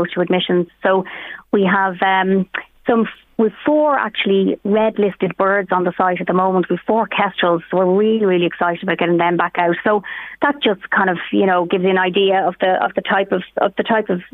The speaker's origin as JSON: {"language": "English", "area": "Meath", "region": "Leinster", "country": "Ireland", "said": "we're from Meath ourselves"}